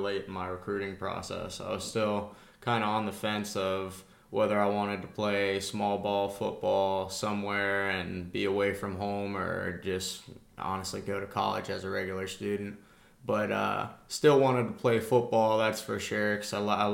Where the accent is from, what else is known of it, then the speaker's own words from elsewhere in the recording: Tampa, Florida, United States; I'm from Tampa, so being an hour and a half away from home